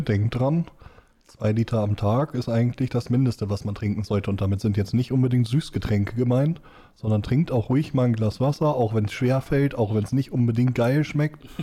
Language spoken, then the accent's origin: German; Schleswig, Schleswig-Holstein, Germany; also born or lived in Lower Saxony; Komme aus Schleswig-Holstein. Eigentlich bin ich gebürtig in Schleswig aufgewachsen